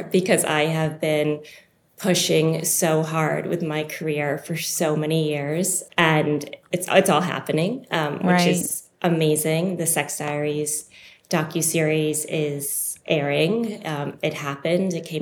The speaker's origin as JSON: {"language": "English", "town": "Longmeadow", "region": "Massachusetts", "country": "United States", "tie": "born or raised there", "said": "I grew up in Longmeadow, Massachusetts"}